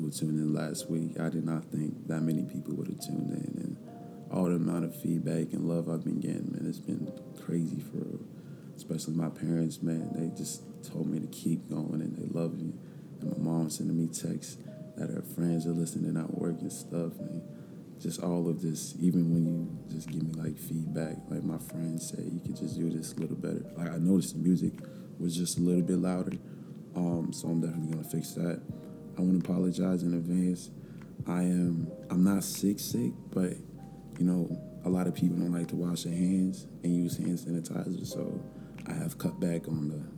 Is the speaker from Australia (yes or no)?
no; Leesburg, Virginia, United States; also born or lived in Farmville, Virginia; my hometown, which is Leesburg